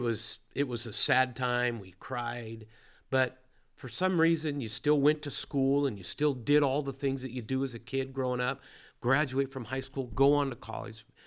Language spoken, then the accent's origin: English; Williams, California, United States; I grew up in Williams, California, small town.